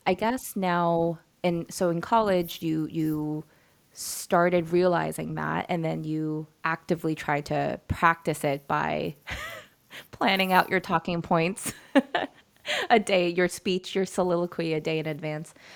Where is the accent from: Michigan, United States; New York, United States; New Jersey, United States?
New York, United States; I was born and raised in New York